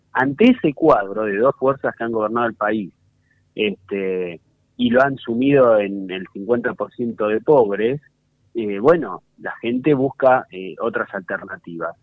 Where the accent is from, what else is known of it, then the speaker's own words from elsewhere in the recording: González Catán, Buenos Aires Province, Argentina; yo soy de González Catán